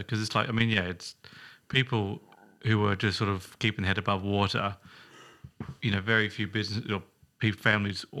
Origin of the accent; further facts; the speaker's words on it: Australia; moved away; growing up in Australia, there would be one heater in the whole house